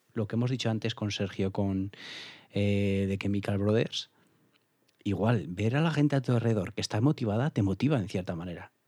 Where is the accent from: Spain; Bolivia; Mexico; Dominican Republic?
Spain; Alfaro, La Rioja; en mi pueblo en Alfaro se hacía el alfarrock y he ido cuatro o cinco años con 14, 15, 16, 17 años